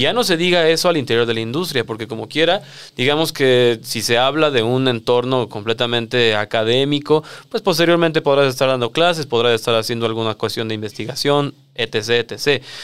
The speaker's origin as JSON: {"language": "Spanish", "region": "Mexico City", "country": "Mexico", "said": "yo soy de la Ciudad de México, de esa parte sureña de la cual hablas"}